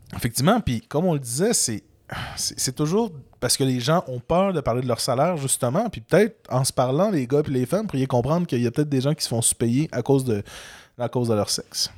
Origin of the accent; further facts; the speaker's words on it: Quebec, Canada; en tant que bon Canadien, français et, Québécois